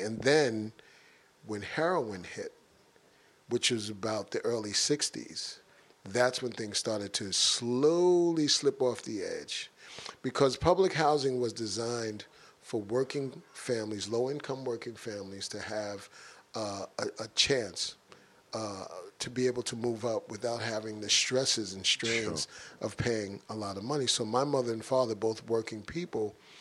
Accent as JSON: {"language": "English", "town": "New York City", "region": "New York", "country": "United States", "tie": "born or raised there", "said": "when I grew up in Bronx River houses, it was a mosaic of cultures"}